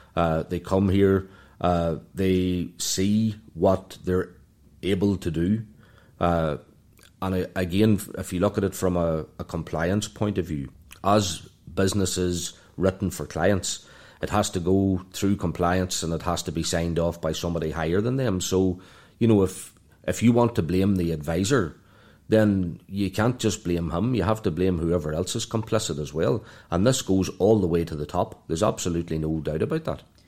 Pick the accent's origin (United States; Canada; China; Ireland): Ireland; moved away as an adult; also born or lived in London; now in Dubai, United Arab Emirates; from Ireland